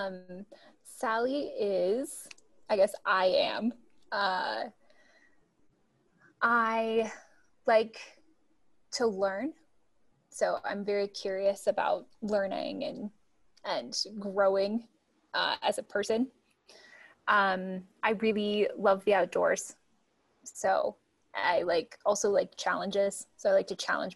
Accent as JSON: {"language": "English", "region": "Utah", "country": "United States", "tie": "born or raised there", "also_born_or_lived": "Salt Lake City, Utah / Bountiful, Utah", "said": "Well, I grew up in Utah. First started in Salt Lake, and then moved to Bountiful when I was 11 or 12."}